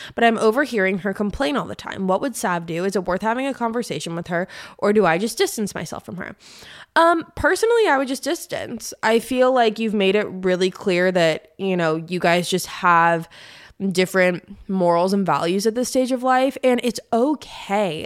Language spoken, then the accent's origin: English; San Diego, California, United States; moved away as an adult; now in Nashville, United States; I'm from San Diego, and I lived there for, like, the past fifteen years before I moved to Nashville about a year and a half ago